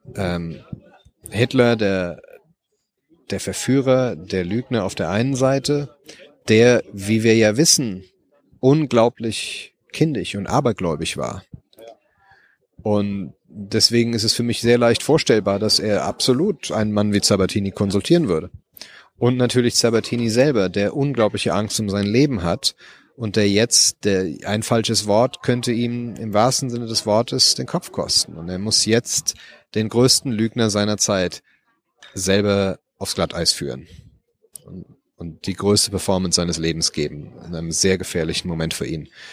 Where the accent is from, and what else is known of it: Germany; born or raised there; moved away as an adult; now in Los Angeles, United States